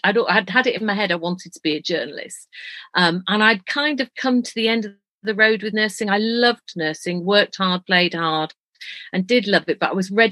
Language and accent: English; Leeds, Yorkshire and the Humber, United Kingdom; moved away; I'm a Yorkshire lass. I was born in Leeds to an Irish Catholic family